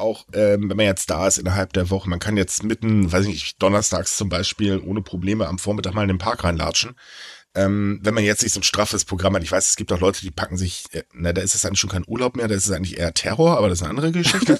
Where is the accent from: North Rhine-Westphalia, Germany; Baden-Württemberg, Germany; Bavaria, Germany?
North Rhine-Westphalia, Germany; bei uns in NRW